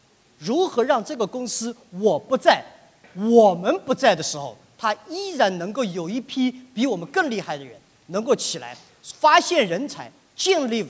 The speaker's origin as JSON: {"language": "Chinese", "country": "China", "said": "我在美国海外没有留过学，但是我自小对英文感兴趣，我对西方的文化感兴趣。但是我是一个中国人"}